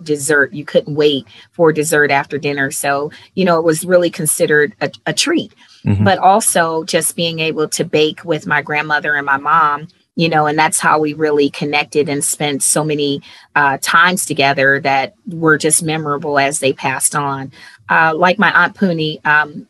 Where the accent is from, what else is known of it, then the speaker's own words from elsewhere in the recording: Cleveland, Ohio, United States; moved away as an adult; I'm originally from Cleveland, Ohio